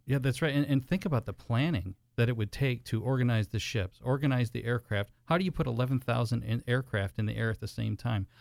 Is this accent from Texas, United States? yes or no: no; Michigan, United States; moved away; I'm originally from Michigan